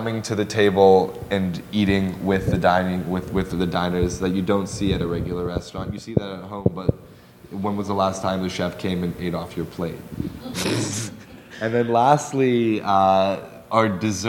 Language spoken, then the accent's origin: English; Los Angeles, California, United States; I grew up in Los Angeles, so I ate a lot of black beans and rice.